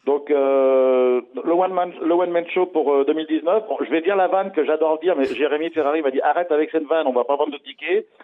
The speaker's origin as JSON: {"language": "French", "country": "France", "said": "chez nous en France"}